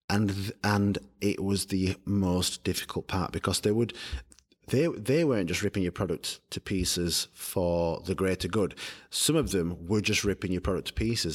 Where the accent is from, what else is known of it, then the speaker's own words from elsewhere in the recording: United Kingdom; also born or lived in London; I come from Barnes, as you said, it's, we're one hundred and eighty miles away from London.